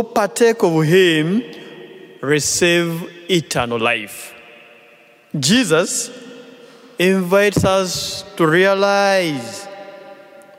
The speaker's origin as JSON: {"language": "English", "town": "Tororo", "region": "Eastern Region", "country": "Uganda", "said": "from Tororo Archdiocese in Uganda"}